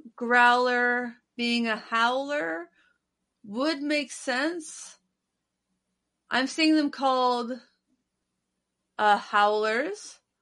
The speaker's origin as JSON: {"language": "English", "region": "Midwest", "country": "United States", "said": "I'm a Midwesterner"}